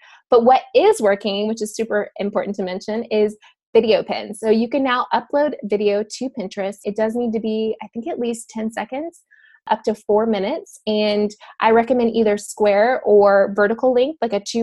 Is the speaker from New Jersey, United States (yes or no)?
no; Dallas, Texas, United States; I grew up in Dallas